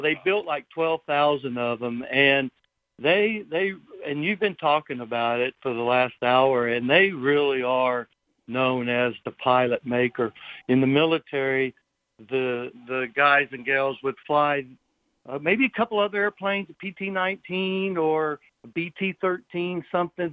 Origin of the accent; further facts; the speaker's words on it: Nashville, Tennessee, United States; moved away as an adult; also born or lived in California; I grew up in Nashville, Tennessee